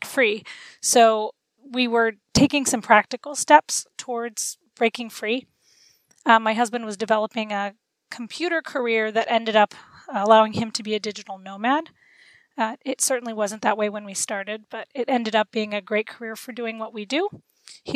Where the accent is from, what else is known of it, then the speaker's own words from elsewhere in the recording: Florida, United States; my husband and I grew up in Florida